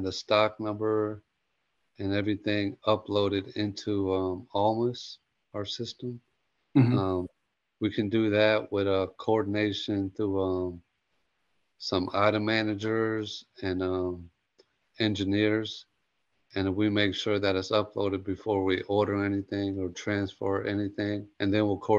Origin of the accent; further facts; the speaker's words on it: Georgia, United States; I'm from Georgia